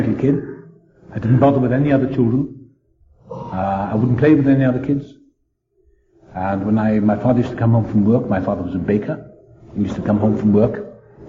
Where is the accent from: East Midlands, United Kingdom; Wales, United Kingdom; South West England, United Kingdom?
Wales, United Kingdom; South; I was born in South Wales.